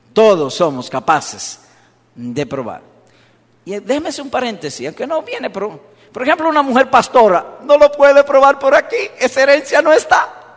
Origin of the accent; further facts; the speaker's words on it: Dominican Republic; yo soy dominicano